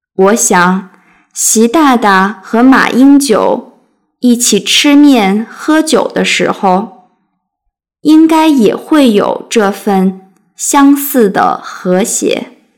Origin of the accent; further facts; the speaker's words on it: China; now in United States; 作为一个大陆人